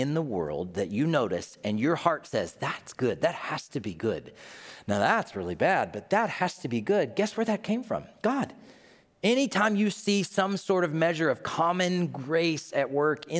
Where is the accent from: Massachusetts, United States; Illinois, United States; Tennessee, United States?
Tennessee, United States; my home state of Tennessee